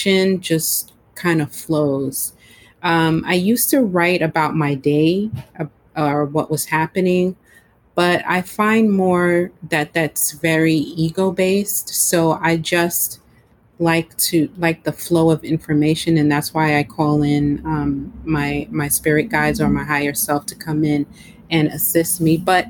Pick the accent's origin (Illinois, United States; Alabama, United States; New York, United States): New York, United States; also born or lived in Florida; My home state is New York